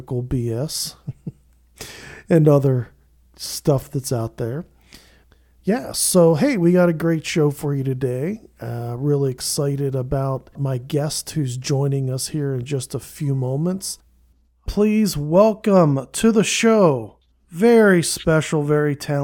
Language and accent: English; Camp Hill, Pennsylvania, United States; also born or lived in Manchester, Pennsylvania; I was from Camp Hill, really, originally, and then transferred from Cedar Cliff to Redland